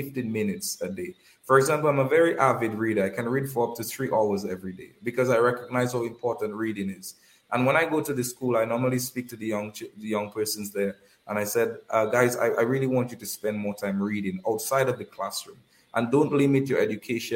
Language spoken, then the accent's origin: English; Kalinago Territory, Saint David, Dominica; Currently, I'm doing that in the Kalinago territory, which is my hometown.